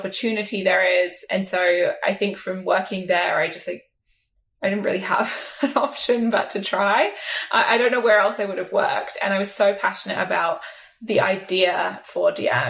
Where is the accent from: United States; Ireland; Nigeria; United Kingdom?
United Kingdom; South East England; I grew up in England, sort of just southwest of London.